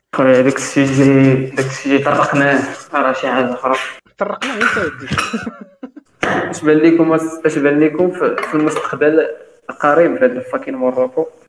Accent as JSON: {"language": "Arabic", "country": "Morocco", "said": "احنا عندنا في المغرب"}